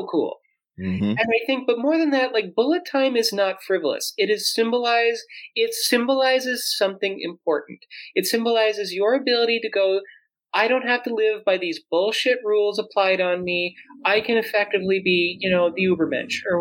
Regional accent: South Dakota, United States; I grew up in South Dakota, born in 1986

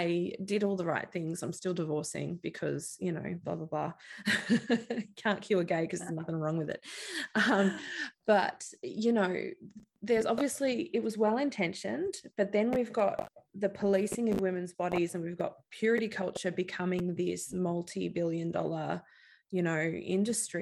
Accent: Australia; being Australian and living along the coast

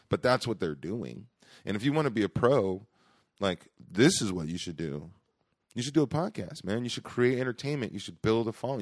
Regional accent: Stockton, California, United States; also born or lived in Boston; I was adopted, and I grew up in Stockton.

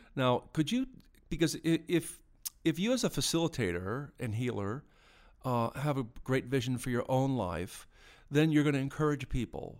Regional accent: United States; moved away; I'm born in the States, but, uh, I'm an Irish citizen too

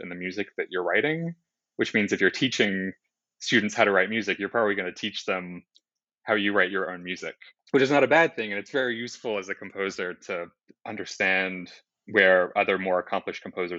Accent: Sydney, New South Wales, Australia; moved away as an adult; also born or lived in New York; I grew up in Sydney, Australia. I moved to New York for my undergrad

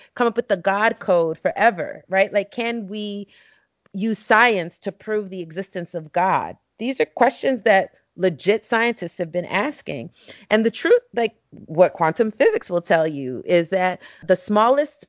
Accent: New York City, New York, United States; growing up in East New York, Brooklyn, you know, which at that time was one of the most violent places in the country

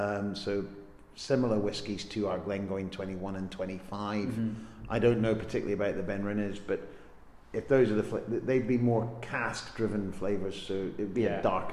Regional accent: Helensburgh, Scotland, United Kingdom; I'm from Helensburgh

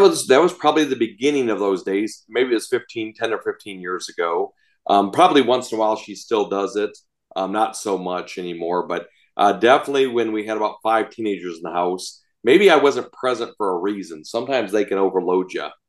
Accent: Chicago, Illinois, United States; I grew up outside Chicago

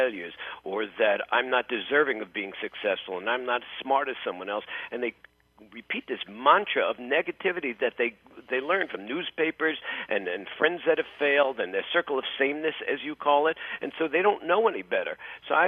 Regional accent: New York City, New York, United States; I grew up in New York City

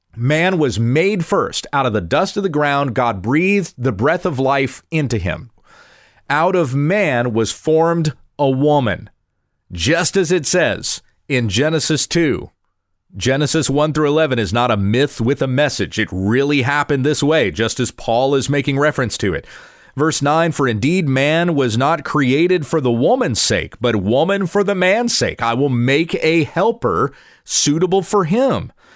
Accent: the South, South Carolina, United States; I grew up in the South. I went to churches in South Carolina when I was a kid

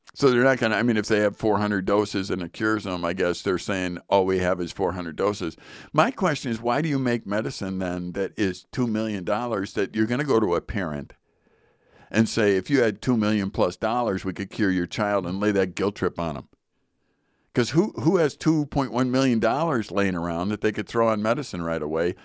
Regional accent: United States; I'm an American

